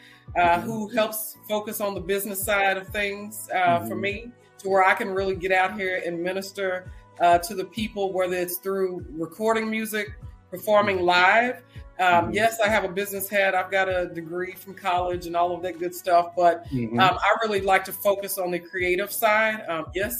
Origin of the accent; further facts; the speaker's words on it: Mississippi, United States; I'm from the South, so I was born in Mississippi.